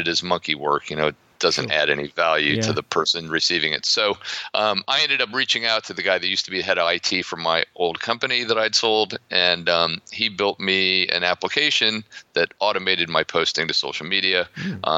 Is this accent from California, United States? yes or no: no; Ohio, United States; accent: American; also born or lived in Florida; now in Poland; I grew up in Ohio, but I've spent most of my life living in the Sun Belt, principally Florida.